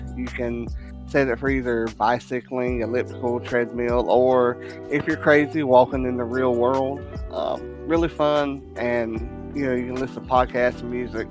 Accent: Southern England, United Kingdom; moved away; it is based over in my homeland of Great Britain or England. I'm from Southern England

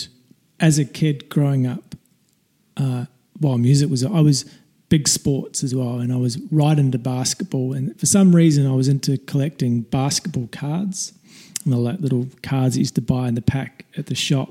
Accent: Woodbury, Canterbury, New Zealand; When I was in the small town that I grew up in New Zealand, it's called Woodbury

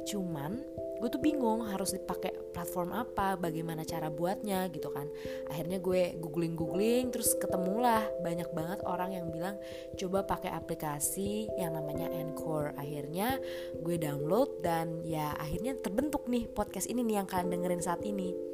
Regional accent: Jakarta, Indonesia; gue ini asli orang Jakarta nggak ada campuran suku mana-mana pokoknya pure orang Jakarta

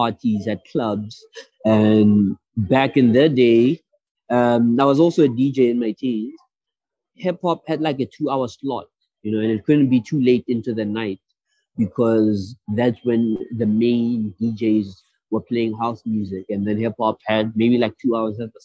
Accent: Pretoria, Gauteng, South Africa; first language Sesotho; English is a second language; from Pretoria, South Africa

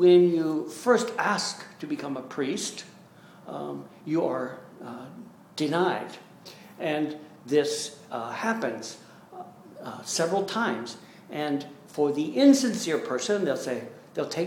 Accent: United States; us Americans

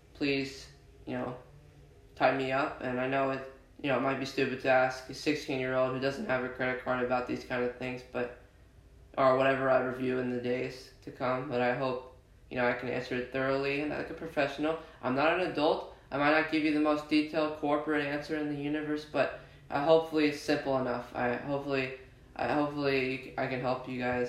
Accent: Netherlands; I was born in the Netherlands

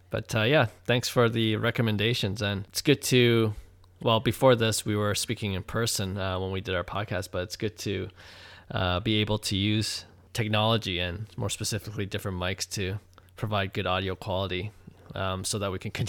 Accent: Toronto, Ontario, Canada; Okay, yeah, we're both from Toronto.

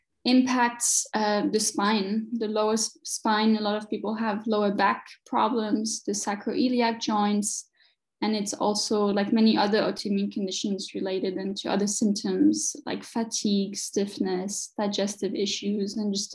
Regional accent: France; moved away as an adult; also born or lived in Chicago, United States / New York, United States / Connecticut, United States; now in Munich, Germany; I was born and raised in France, and then I did my studies in my university in the US, lived in Chicago for a bit

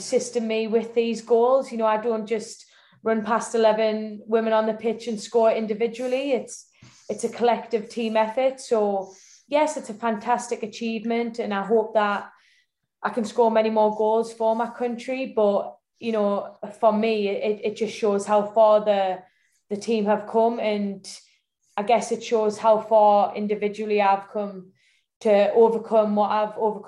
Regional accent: the Northeast, North East England, United Kingdom; I was born in the Northeast. You know, my mum was from Northern Ireland. My grandparents were from Northern Ireland, but I was born in the Northeast. And if anybody knows the Northeast, it lives and breathes football. So from a very young age, I had two older brothers

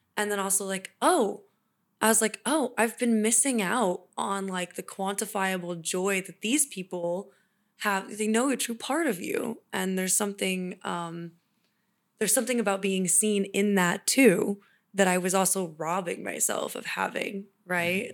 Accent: Kansas City, United States; moved away as an adult; also born or lived in California; now in Sacramento, United States; go to college in my hometown

